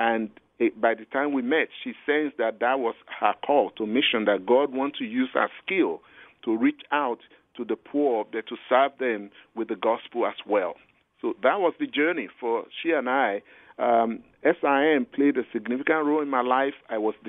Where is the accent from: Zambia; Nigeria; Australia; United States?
Nigeria; I'm a Nigerian.